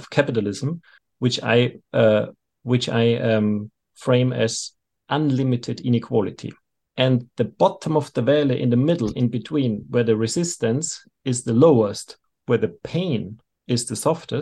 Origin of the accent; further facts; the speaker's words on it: Austria; I'm from Austria